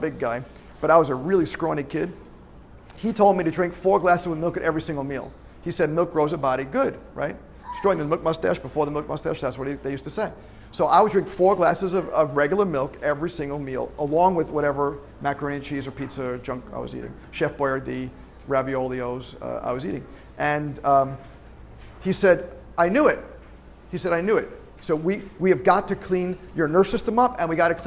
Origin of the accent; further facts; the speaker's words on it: Long Island, New York, United States; moved away; driving home from SUNY Albany to Long Island, New York, where I'm from